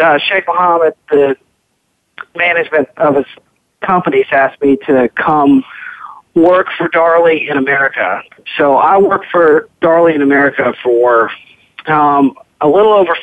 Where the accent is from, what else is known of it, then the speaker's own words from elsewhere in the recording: Lexington, Kentucky, United States; I grew up in Lexington, Kentucky, which is a great place to be introduced to the thoroughbred racing and breeding business